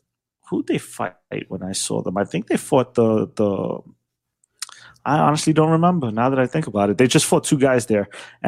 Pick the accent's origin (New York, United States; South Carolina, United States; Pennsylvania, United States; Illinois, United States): New York, United States; New York City; I'm from New York